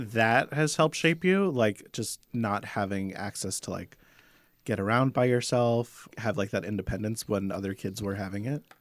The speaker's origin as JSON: {"language": "English", "region": "Arizona", "country": "United States", "tie": "born or raised there", "said": "We had a lot of, uh, highways growing up in Arizona."}